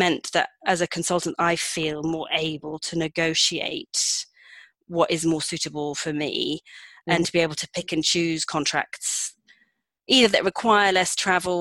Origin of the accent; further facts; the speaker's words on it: United Kingdom; moved away as an adult; also born or lived in Madrid / London; now in Pyrenees; I decided I wanted to move back to London at first, because I'm British